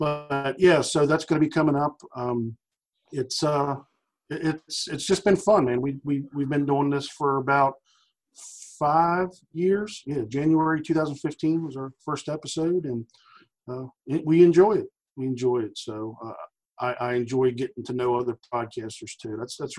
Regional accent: Maryland, United States; It's strange because we're from all over, man. I'm from Maryland.

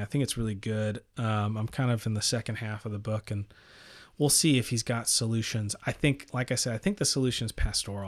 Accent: El Paso, Texas, United States; I grew up in El Paso, Texas

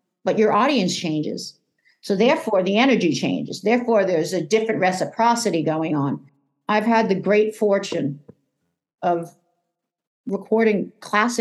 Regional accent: New York, United States; I grew up in New York

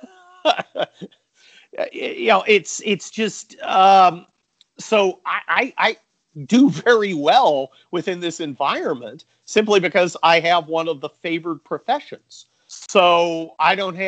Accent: San Mateo, California, United States; I grew up in San Mateo, which is about 20 miles south of San Francisco.

